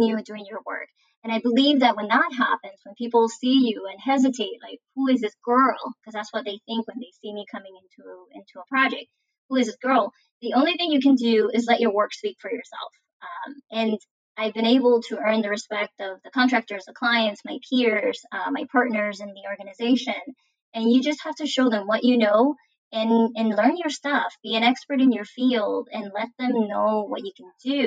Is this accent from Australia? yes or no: no; Puerto Rico; moved away as an adult; also born or lived in Mississippi; now in Florida, United States; I'm from Puerto Rico and I'm Latina and I'm a woman